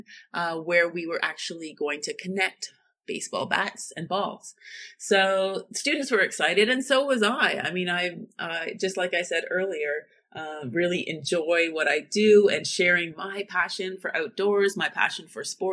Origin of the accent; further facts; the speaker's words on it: Northern Ontario, Canada; moved away as an adult; now in Germany; my Canadian roots or just growing up in Northern Ontario